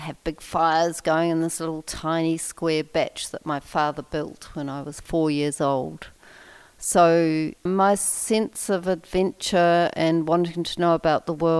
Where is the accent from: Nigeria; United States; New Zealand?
New Zealand; Invercargill, Southland; now in Wanaka, New Zealand; I had a fabulous childhood in Invercargill